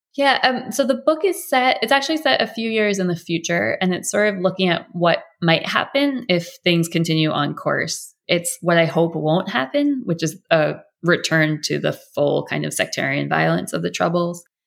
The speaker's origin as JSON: {"language": "English", "country": "United States", "said": "as an American"}